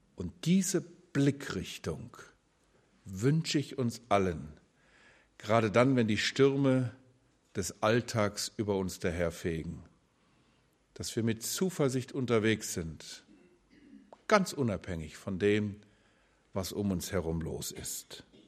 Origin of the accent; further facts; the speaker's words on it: Germany; wir als Deutsche